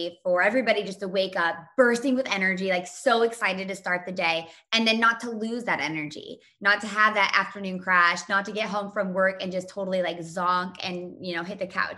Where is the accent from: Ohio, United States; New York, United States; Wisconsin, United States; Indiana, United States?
Indiana, United States; I was born and raised in Indiana